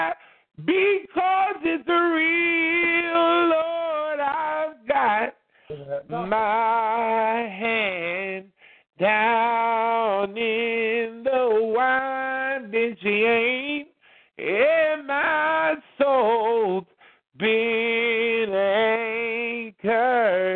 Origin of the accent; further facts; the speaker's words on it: Beckley, West Virginia, United States; my hometown of Beckley